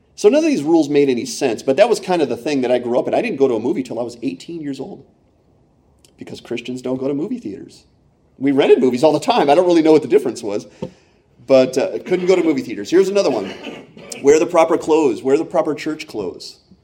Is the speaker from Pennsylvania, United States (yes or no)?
yes; Pennsylvania, United States; also born or lived in Michigan / Iowa; when I was nine, we moved from Iowa to Pennsylvania, and, and I was a really big Michigan fan growing up in Penn State country